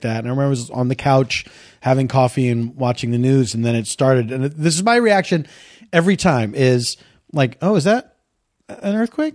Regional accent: Philadelphia, Pennsylvania, United States; moved away; I grew up in the East Coast, so there was, uh, there was always rain, there was always snow

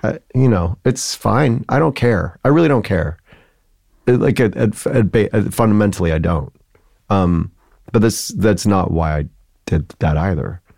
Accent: Joliet, Illinois, United States; moved away as an adult; also born or lived in Chicago; now in New York, United States; I grew up in Joliet

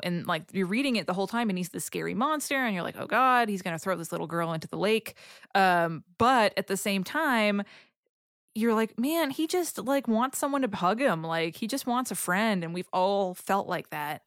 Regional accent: Boston, Massachusetts, United States; I'm from Boston

